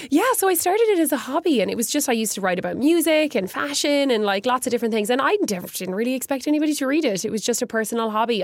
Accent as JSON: {"language": "English", "town": "Galway", "region": "Connacht", "country": "Ireland", "tie": "born or raised there", "said": "growing up in Galway"}